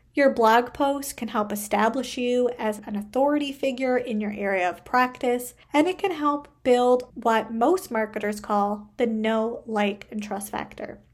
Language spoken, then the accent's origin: English; Canada; I am a Canadian social worker